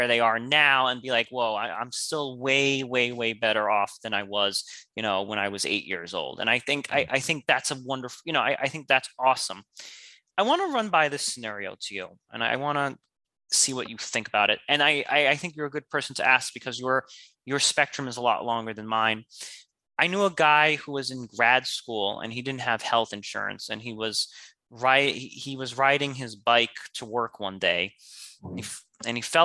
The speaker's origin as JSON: {"language": "English", "country": "United States", "tie": "born or raised there", "said": "I was born in America, and us Americans, we are entitled"}